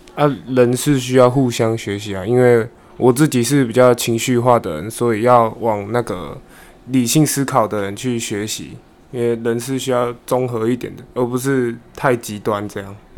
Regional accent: Qingshui, Taichung, Taiwan; 我来自台中清水

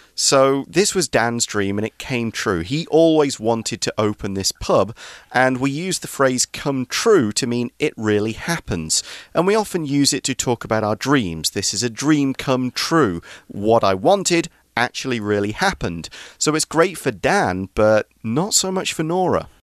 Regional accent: England, United Kingdom; we've got one of the oldest pubs in the world in my hometown.

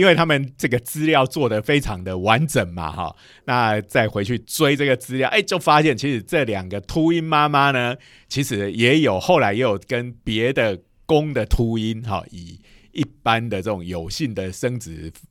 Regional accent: Taiwan; 因为我们台湾人吃的东西也有一些是别人所不能接

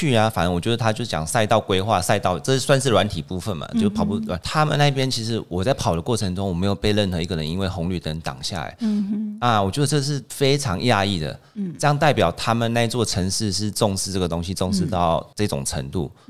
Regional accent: Taichung, Taiwan; 因为我是台中人嘛

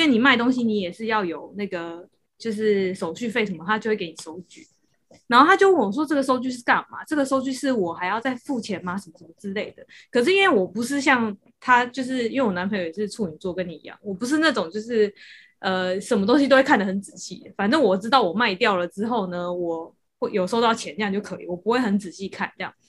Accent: Taiwan; 就算我是台湾的，

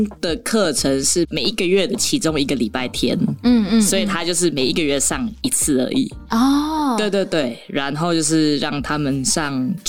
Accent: Taiwan; first language Tagalog; also born or lived in Philippines; 时候我父母带着我来到台湾，然后那个时候我们都是讲塔卡洛

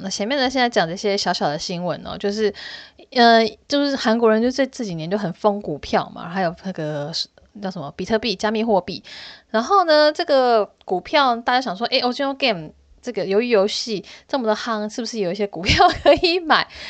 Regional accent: Hsinchu, Taiwan; 因为我是在新竹长大的

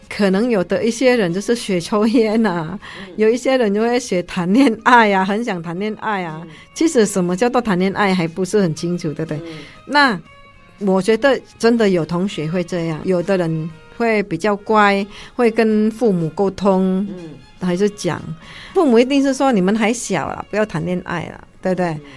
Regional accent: Indonesia; moved away as an adult; now in Taiwan; 我们印尼人比较爱国

